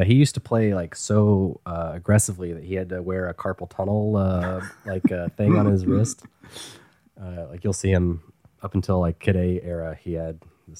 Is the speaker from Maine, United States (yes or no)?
no; Tennessee, United States; moved away as an adult; also born or lived in Maryland; now in Brooklyn, New York, United States; I grew up in Tennessee, and they never came to Tennessee.